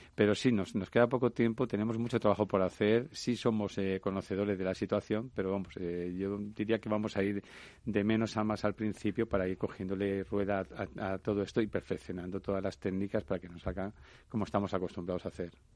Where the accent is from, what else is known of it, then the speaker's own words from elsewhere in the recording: Levante, Spain; moved away; nosotros venimos del Levante, del Mediterráneo